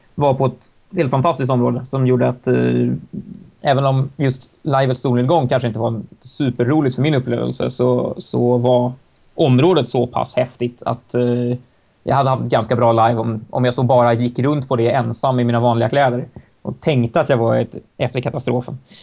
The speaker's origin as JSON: {"language": "Swedish", "town": "Stockholm", "region": "Stockholm County", "country": "Sweden", "said": "för mig som stockholmare"}